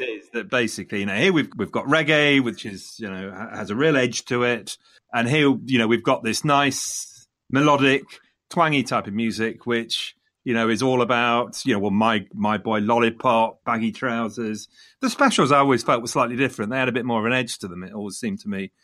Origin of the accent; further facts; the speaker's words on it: Leicester, East Midlands, United Kingdom; coming from Leicester, Leicester being my hometown